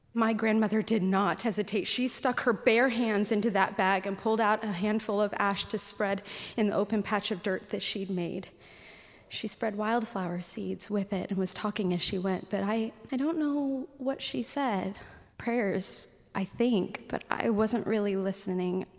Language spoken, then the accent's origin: English; Anchorage, Alaska, United States; any other kid growing up in Anchorage